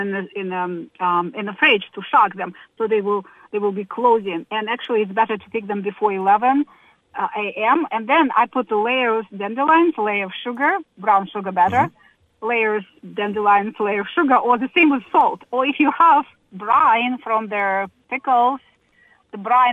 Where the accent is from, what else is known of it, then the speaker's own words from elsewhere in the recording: Ukraine; moved away as an adult; now in United States; I'm originally from Ukraine. I have lived in the United States for 16 years